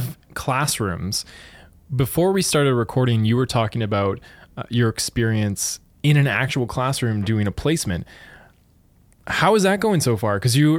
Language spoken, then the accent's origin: English; Thunder Bay, Ontario, Canada; So I was born and raised in Thunder Bay